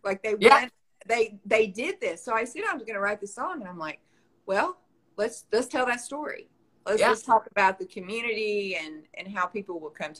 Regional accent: Nashville, Arkansas, United States; accent: country; I grew up in Nashville, Arkansas, which is a little town in the southwest corner of the state.

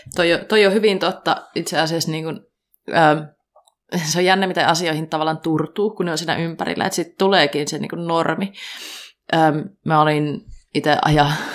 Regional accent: Kuopio, North Savo, Finland; moved away; mä olin Kuopiossa ja mä oon Kuopiosta kotoisin

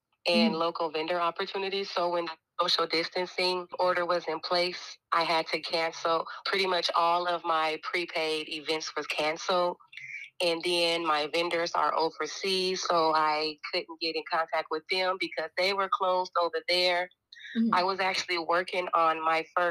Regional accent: Portland, Oregon, United States; born and raised in Portland, Oregon.

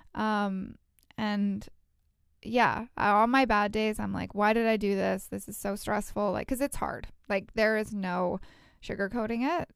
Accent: Edmonton, Alberta, Canada; now in Vancouver, Canada; We're both from Edmonton

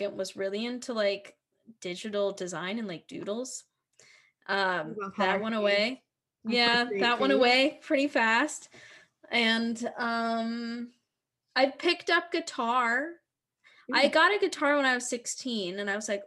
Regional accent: Philadelphia, Pennsylvania, United States; So I grew up in the North, and, like, you know, Philly kind of has the same spirit as New York City

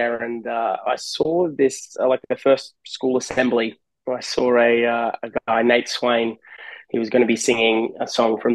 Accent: Australia; moved away as an adult; also born or lived in California, United States; now in Huntington Beach, United States; I'm Australian. I moved over to LA. This will be my 10th year in California.

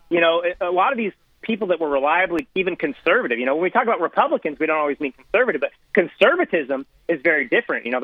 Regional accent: California, United States; as a Californian

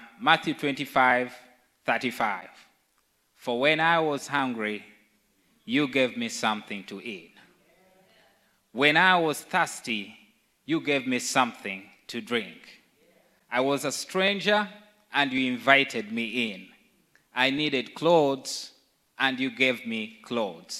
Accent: Uganda; moved away; I come from Uganda

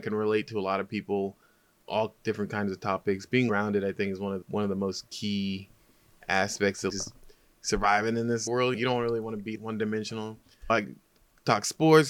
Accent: Oakland, California, United States; also born or lived in San Leandro, California / Hayward, California; I was born and raised in Oakland

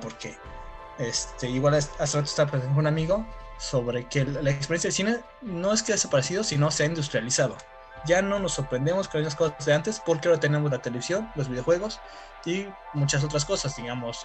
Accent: Tapachula, Chiapas, Mexico; yo soy de Tapachula, Chiapas

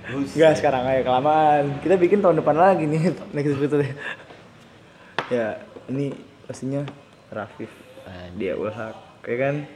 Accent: Java, Indonesia; gue datang dari Jawa ke sini

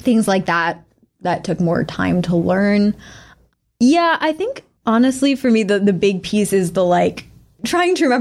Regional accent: Massachusetts, United States; moved away as an adult; now in New York, United States; I grew up in Massachusetts

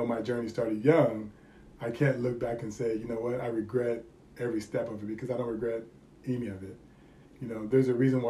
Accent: California, United States; moved away as an adult; I moved here in 2000, and I moved here from California.

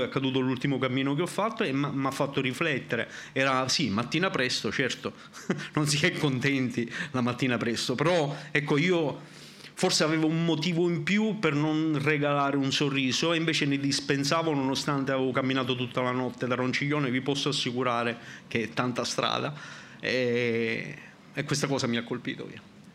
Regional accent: Sicily, Italy; sono siciliano

